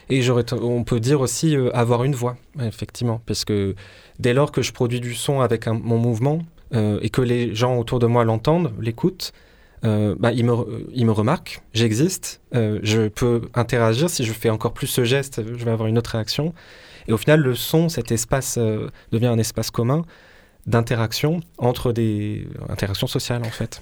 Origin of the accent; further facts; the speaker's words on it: Marseille, Provence-Alpes-Côte d'Azur, France; je suis né à Marseille, je suis, je suis d'ici.